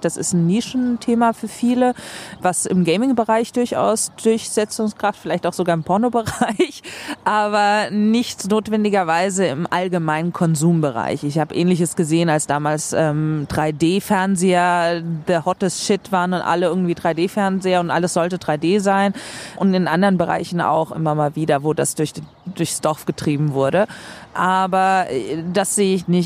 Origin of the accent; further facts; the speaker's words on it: Sweden; moved away as an adult; now in Germany; Ich bin in Schweden geboren und aufgewachsen.